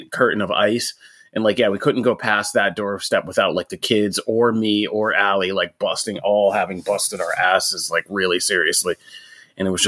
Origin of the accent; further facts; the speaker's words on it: Pennsylvania, United States; I'm from Pennsylvania